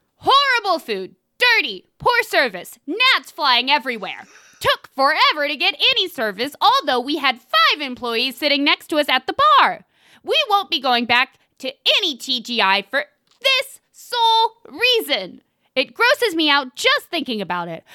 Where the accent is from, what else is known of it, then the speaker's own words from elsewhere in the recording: Tennessee, United States; we're from Tennessee